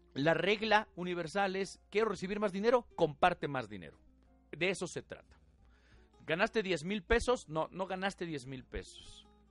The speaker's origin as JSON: {"language": "Spanish", "country": "Mexico", "said": "la mayoría de nosotros estamos educados, diseñados eh, a nivel cultural, ¿sí? Nuestra idiosincrasia, más como mexicanos, a la religión"}